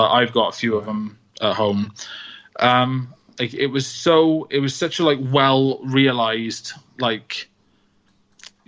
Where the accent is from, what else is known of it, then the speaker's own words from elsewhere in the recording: Wales, United Kingdom; also born or lived in Manchester; You know, I am Welsh. Mm-hmm. I have lived in Wales forever. You know, I went to Manchester for a few years and then I came straight back.